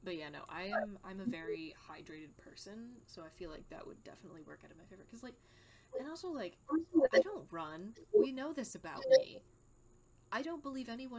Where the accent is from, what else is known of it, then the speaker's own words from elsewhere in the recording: United States; I'm an American